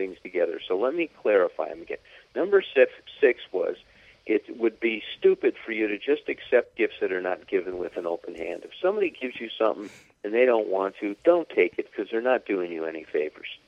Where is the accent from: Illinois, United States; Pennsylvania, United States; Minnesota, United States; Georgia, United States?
Illinois, United States; Chicago; I grew up in Chicago, I was on the Northwest Side